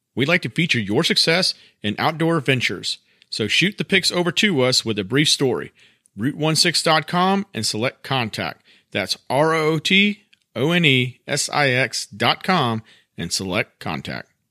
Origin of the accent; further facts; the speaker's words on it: South Carolina, United States; now in North Carolina, United States; when I was growing up in South Carolina